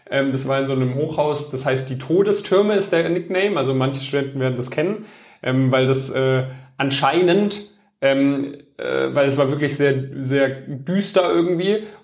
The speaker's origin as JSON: {"language": "German", "town": "Metzingen", "region": "Baden-Württemberg", "country": "Germany", "said": "Stuttgart, genau, in, aus Metzingen."}